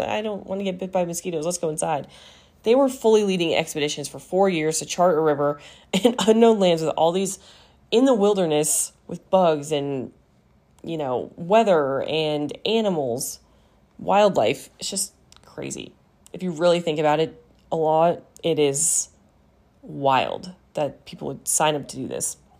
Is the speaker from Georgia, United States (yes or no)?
no; Seattle, Colorado, United States; I've lived in Colorado for, like, all but two years of my life. But for the first two years, I was, you know, I was a Washington, Washingtonian?